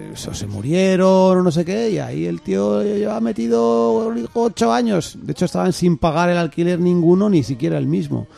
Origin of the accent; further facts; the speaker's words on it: Castile and León, Spain; soy de Castilla